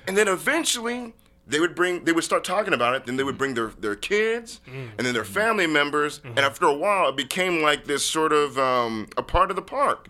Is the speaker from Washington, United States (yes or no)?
yes; University Place, Washington, United States; I grew up in University Place, Washington.